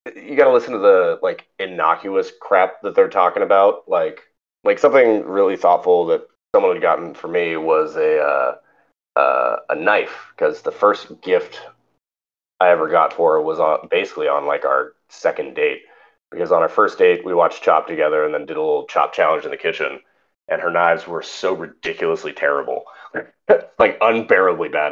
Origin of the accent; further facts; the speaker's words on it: Northern California, United States; we grew up in Northern California